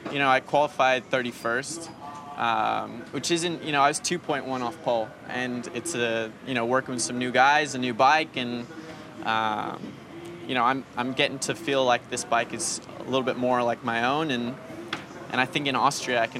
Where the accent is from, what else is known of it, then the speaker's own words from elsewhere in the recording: Los Angeles, California, United States; Well, I'm from uh, Los Angeles, born and raised there.